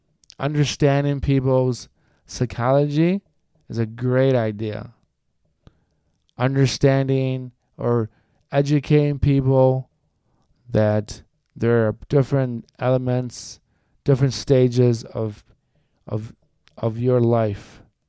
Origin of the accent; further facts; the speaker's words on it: United States; Like, I don't have to be only listening to Latino music or Latin American music because I'm Colombian American. I don't have to listen to country music because I grew up with a bunch of country folks.